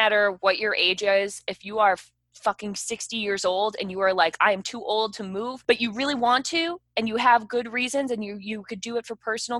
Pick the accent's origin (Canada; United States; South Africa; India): United States; Chicago, Illinois; moved away as an adult; I grew up in the Chicagoland area. I grew up in the North Suburbs. I went to University of Illinois, then moved to Chicago.